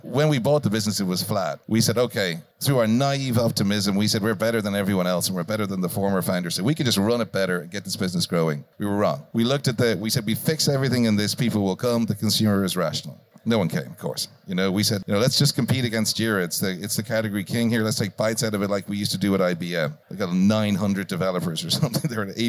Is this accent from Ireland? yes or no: yes; Ireland